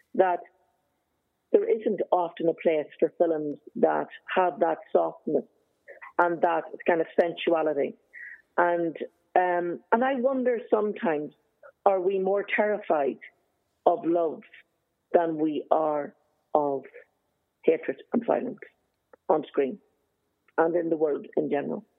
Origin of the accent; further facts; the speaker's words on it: Belfast, Northern Ireland, United Kingdom; moved away as an adult; also born or lived in Galway / Dublin; I grew up in Belfast during the Troubles